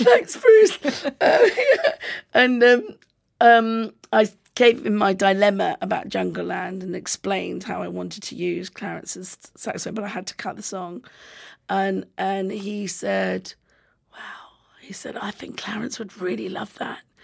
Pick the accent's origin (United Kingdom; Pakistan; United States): United Kingdom; I'm British